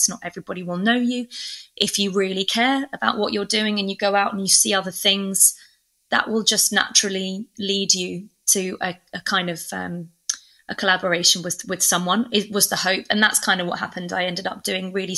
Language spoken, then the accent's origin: English; England, United Kingdom; also born or lived in Oxford / London; I'm from England